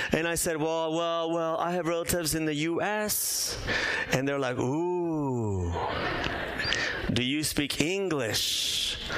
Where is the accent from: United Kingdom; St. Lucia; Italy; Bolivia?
Bolivia; moved away; also born or lived in San Diego; I was born in Bolivia, grew up there, but from time to time we would visit my mom's relatives in Brazil